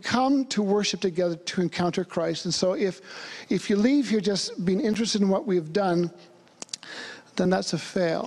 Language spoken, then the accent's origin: English; Vancouver, British Columbia, Canada; moved away as an adult; also born or lived in Thailand; I'm from Vancouver.